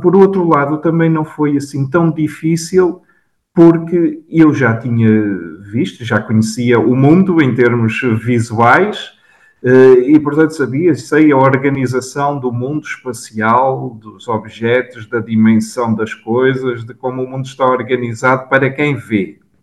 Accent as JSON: {"language": "Portuguese", "town": "São Pedro do Sul", "region": "Viseu", "country": "Portugal", "tie": "born or raised there", "also_born_or_lived": "Braga", "said": "o meu percurso académico começou na minha cidade natal, São Pedro do Sul"}